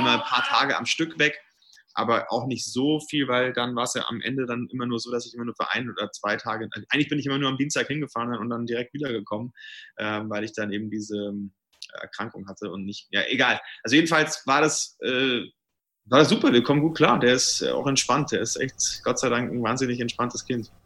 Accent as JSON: {"language": "German", "town": "Brunn", "region": "Bavaria", "country": "Germany", "said": "ich komme ja aus der Nähe von Nürnberg, aus Brunn"}